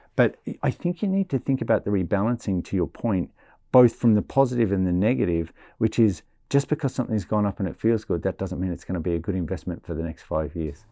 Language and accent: English; Australia; I'm Australian